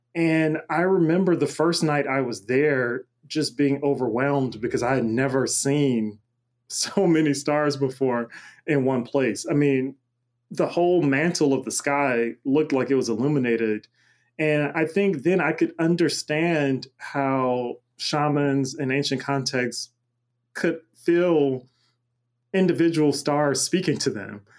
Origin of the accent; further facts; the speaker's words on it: Macon, Georgia, United States; now in Pittsburgh, United States; I'm originally from Macon, Georgia